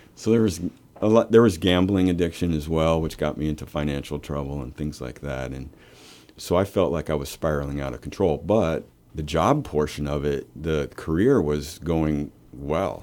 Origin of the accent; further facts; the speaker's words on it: Lincoln, Nebraska, United States; moved away as an adult; I'm from Lincoln